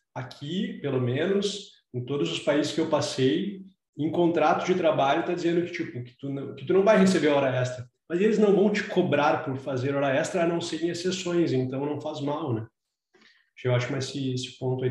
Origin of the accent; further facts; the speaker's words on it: Brazil; moved away; a gente veio do Brasil